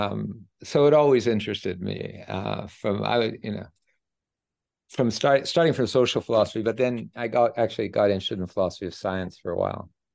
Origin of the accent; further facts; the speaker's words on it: Edmonton, Alberta, Canada; I grew up in Edmonton, Alberta